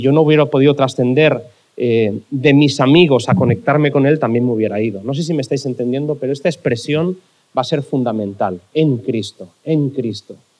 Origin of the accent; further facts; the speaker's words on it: Barcelona, Catalonia, Spain; cuando era pequeño en Barcelona, la razón por la que yo iba a la iglesia